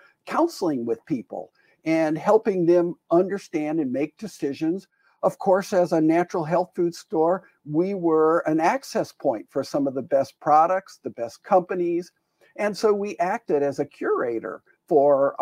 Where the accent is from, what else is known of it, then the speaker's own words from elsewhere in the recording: Green Bay, Wisconsin, United States; we moved back to my hometown in Green Bay, Wisconsin